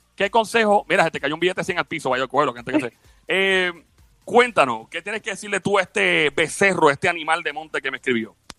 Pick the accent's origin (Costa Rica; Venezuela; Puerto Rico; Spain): Puerto Rico; also born or lived in New York; nosotros venimos de Puerto Rico, un lugar donde siempre decimos buen provecho